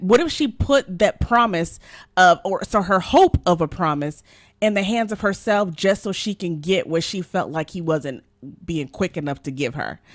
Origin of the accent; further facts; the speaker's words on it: Nigeria; I'm Nigerian